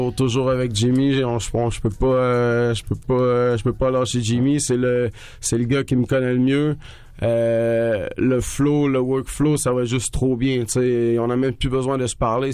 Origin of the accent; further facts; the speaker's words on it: Trois-Rivières, Quebec, Canada; moved away; on vient du Cap